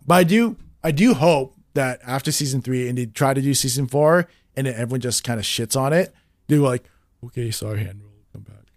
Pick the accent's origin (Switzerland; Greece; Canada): Canada; in Canada, we don't, we didn't have Adult Swim